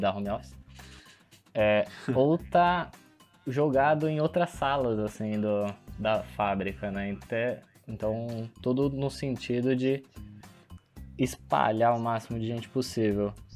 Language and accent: Portuguese; Brazil; como um bom brasileiro que sou